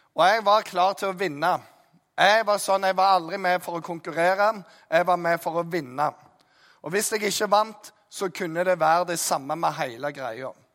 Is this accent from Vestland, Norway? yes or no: no; Jæren, Rogaland, Norway; jeg er jærbu